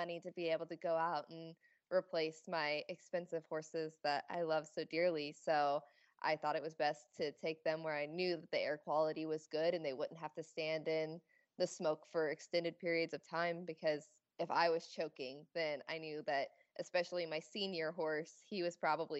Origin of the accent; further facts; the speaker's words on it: Midwest, United States; also born or lived in Missouri; now in Colorado, United States; I'm also from the Midwest like Nicole